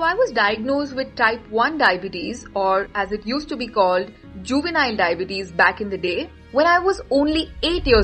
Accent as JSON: {"language": "English", "area": "Mumbai and Pune", "region": "Maharashtra", "country": "India", "said": "I am from Mumbai and Pune."}